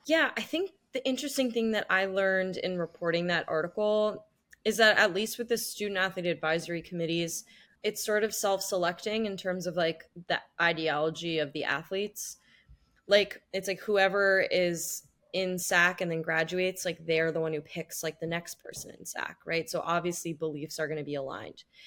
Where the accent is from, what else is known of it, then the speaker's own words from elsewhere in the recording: Los Angeles, California, United States; moved away as an adult; also born or lived in Washington, D.C.; now in New York City, United States; I grew up in Los Angeles. Now I live in New York City